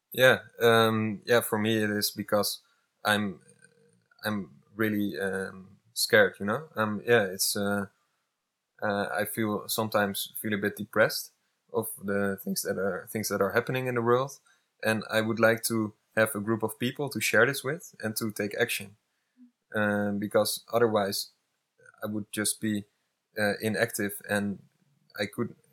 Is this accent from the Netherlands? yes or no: yes; Netherlands; I'm from the Netherlands